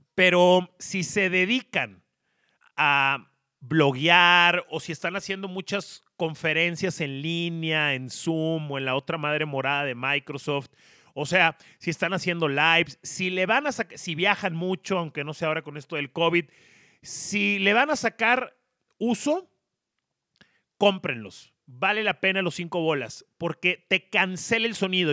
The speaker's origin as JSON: {"language": "Spanish", "town": "Monterrey", "region": "Nuevo León", "country": "Mexico", "moved": "as an adult", "lives_now": "Mexico City, Mexico", "said": "soy regiomontano, tengo un año y medio viviendo en la Ciudad de México"}